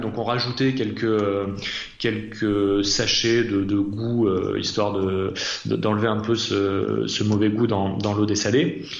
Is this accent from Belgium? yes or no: no; Massif Central, France; j'ai grandi dans le Massif Central